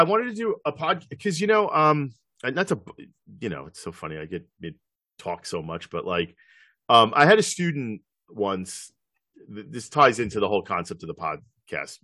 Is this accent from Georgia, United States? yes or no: no; New York, United States; I grew up in New York